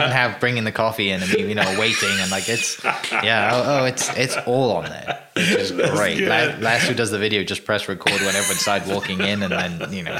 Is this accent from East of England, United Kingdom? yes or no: no; Wales, United Kingdom; moved away; I'm from Wales.